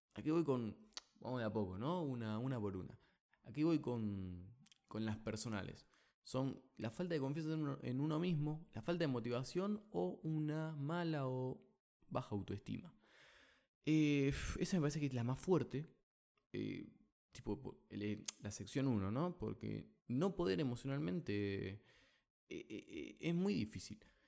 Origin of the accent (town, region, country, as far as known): Argentina